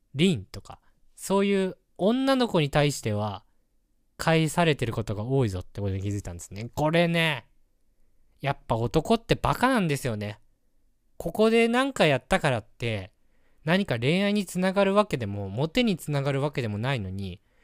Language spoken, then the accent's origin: Japanese; Hokkaido, Japan; 僕は北海道出身